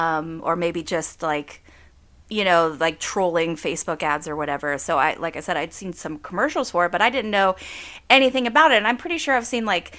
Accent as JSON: {"language": "English", "region": "southwestern Pennsylvania", "country": "United States", "tie": "born or raised there", "said": "I live in a small town in southwestern PA. I was born and raised here"}